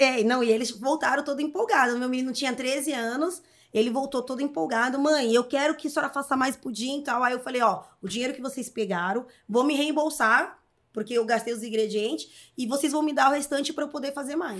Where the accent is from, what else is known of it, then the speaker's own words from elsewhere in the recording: São Paulo, Brazil; also born or lived in Vila Formosa, São Paulo; Cresci aqui. Cresci aqui.